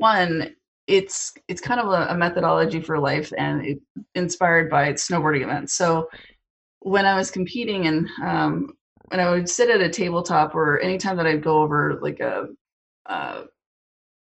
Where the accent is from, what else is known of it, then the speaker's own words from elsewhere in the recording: Whitefish, Montana, United States; moved away as an adult; also born or lived in Seattle; I was born and raised in Whitefish.